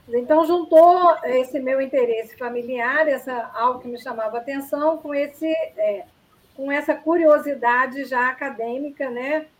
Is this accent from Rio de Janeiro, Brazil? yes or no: yes; Niterói, Rio de Janeiro, Brazil; moved away; also born or lived in Cuiabá; eu sou de Niterói